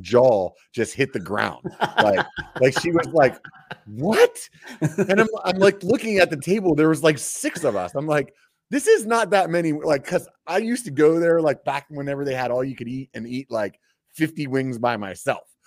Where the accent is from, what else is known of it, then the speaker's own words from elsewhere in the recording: Pennsylvania, United States; I grew up in Pennsylvania